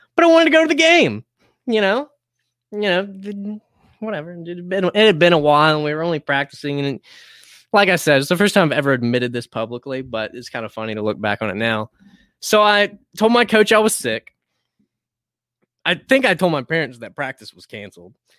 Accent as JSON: {"language": "English", "town": "High Point", "region": "North Carolina", "country": "United States", "tie": "born or raised there", "also_born_or_lived": "Greensboro", "said": "I was born in Greensboro, but I've lived out my entire life except for my college years in High Point."}